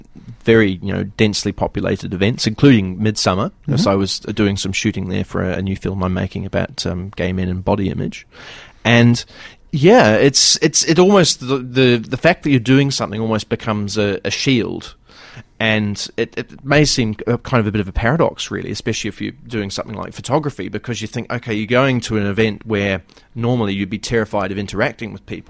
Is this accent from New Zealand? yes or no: yes; New Zealand; It's bipolarbear.co.nz. It's because I come from New Zealand, and just in case you didn't know.